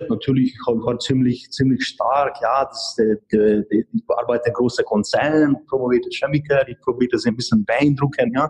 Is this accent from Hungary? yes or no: yes; Hungary; German is a second language; now in Germany; also sie kommt aus Tschechien, ich komme aus Ungarn ähm, beide sind äh, de, de neu, etwas oder in den letzten Jahren zu hier in Deutschland gekommen